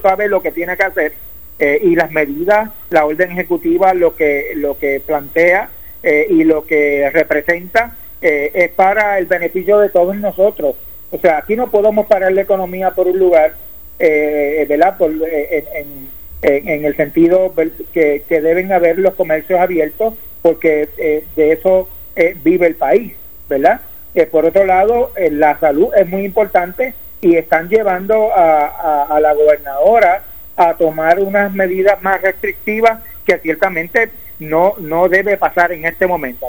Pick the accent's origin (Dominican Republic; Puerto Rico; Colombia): Puerto Rico; como puertorriqueño